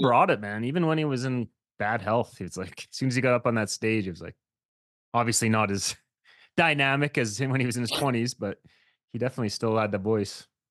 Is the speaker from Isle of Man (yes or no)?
no; Saskatchewan, Canada; moved away; I was actually from Saskatchewan is where I grew up